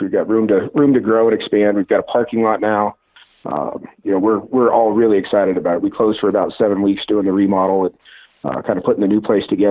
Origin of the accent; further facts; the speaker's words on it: Northglenn, north of Denver, Colorado, United States; I grew up in Northland, just north of Denver